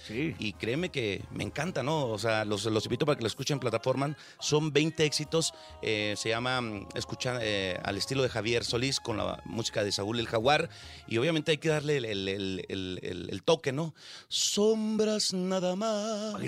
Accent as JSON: {"language": "Spanish", "region": "Chihuahua", "country": "Mexico", "said": "yo soy de Chihuahua"}